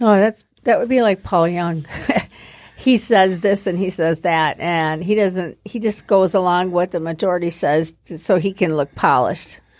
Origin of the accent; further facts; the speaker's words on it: Sterling Heights, Michigan, United States; also born or lived in Warren, Michigan; I grew up in Warren in Sterling Heights